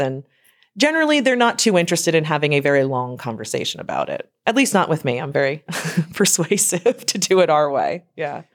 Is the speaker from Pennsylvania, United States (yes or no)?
yes; Lancaster County, Pennsylvania, United States; also born or lived in Harrisburg, Pennsylvania; I'm from Lancaster County, Pennsylvania